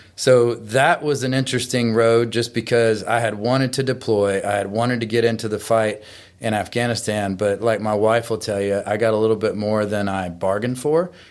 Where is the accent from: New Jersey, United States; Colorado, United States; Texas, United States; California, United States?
Texas, United States; now in Columbia, United States; I'm originally from Texas and ended up in Tennessee because of my wife